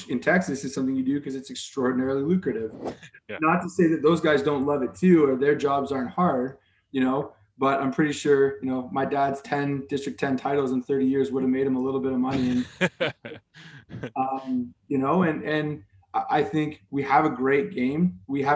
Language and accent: English; Guelph, Ontario, Canada; I grew up in Guelph